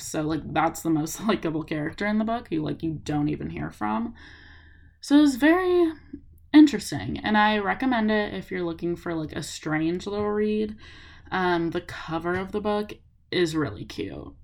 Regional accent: Los Angeles, California, United States; also born or lived in Tacoma, Washington; I go to school in Washington, but I'm from Los Angeles

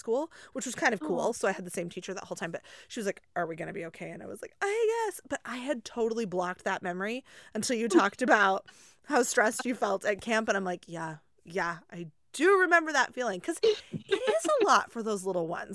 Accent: Nebraska, United States; moved away as an adult; now in Dallas-Fort Worth, United States; I grew up in Nebraska and Midwest.

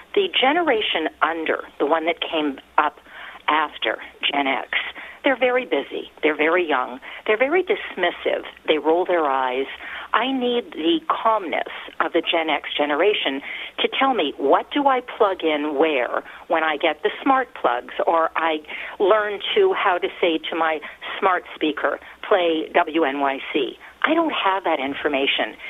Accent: Toronto, Ontario, Canada; I'm born and raised in Toronto

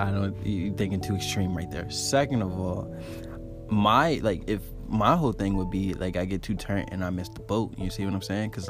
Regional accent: Maryland, United States; And I'm from Maryland.

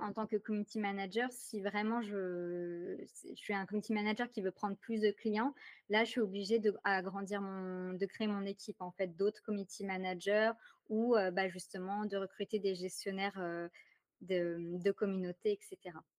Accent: France; accent: French; now in Ottawa, Canada; Je vis présentement à Ottawa. Donc, je vis au Canada, malgré mon accent très ah! français

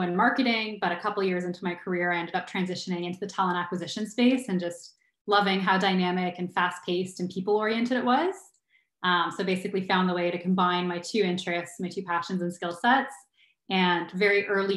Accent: Ottawa, Ontario, Canada; moved away as an adult; now in Kitchener-Waterloo, Canada; I also was born and raised in Ottawa, and I grew up in Ottawa until I was early 20s

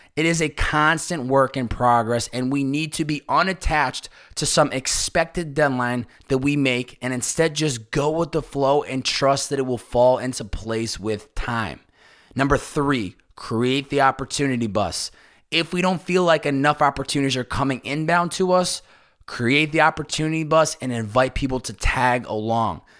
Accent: Chicopee, Massachusetts, United States; my hometown of Chicopee, Massachusetts

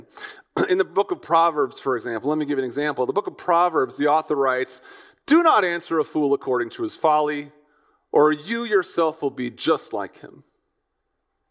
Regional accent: Midwest, United States; I'm an American from the conservative Midwest

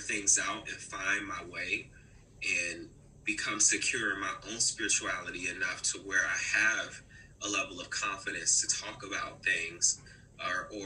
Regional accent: Newport News, Virginia, United States; My hometown, okay, Newport News, Virginia. So anybody out there from the 7-5, baby, I'm one of them.

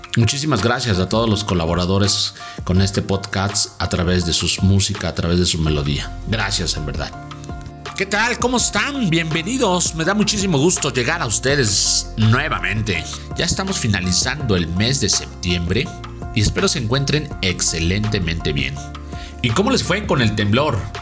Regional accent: Mexico; Nosotros los mexicanos somos gente que realmente amamos a nuestra tierra

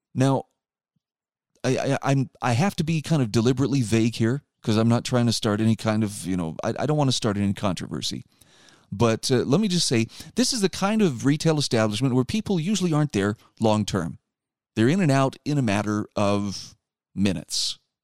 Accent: Utah, United States; my home state of Utah

